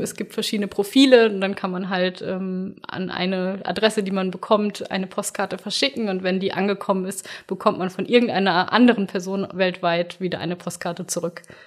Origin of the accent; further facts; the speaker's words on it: near Bielefeld, North Rhine-Westphalia, Germany; in der Nähe von Bielefeld, wo ich herkomme